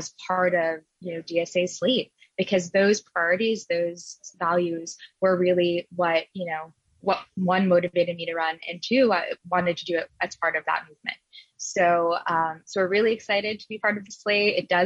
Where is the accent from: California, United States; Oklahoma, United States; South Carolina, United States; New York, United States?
New York, United States; New York City; I was born and raised in Queens. I was actually raised in Elmhurst.